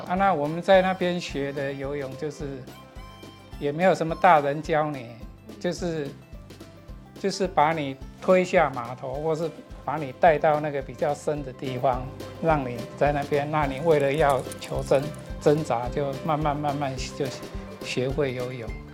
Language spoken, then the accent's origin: Chinese; Hujing, Penghu County, Taiwan; also born or lived in Shili, Penghu; 我的家乡是我现在目前服务的十里国小的正对面的一个小离岛，叫湖景